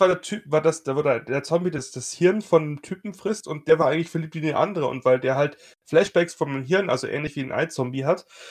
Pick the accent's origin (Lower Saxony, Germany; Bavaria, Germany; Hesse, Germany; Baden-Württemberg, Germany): Bavaria, Germany; ich komme aus Bayern